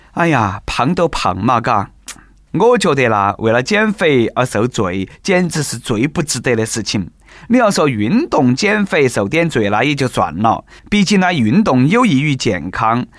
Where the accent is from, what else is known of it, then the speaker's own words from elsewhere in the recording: China; 身为中国人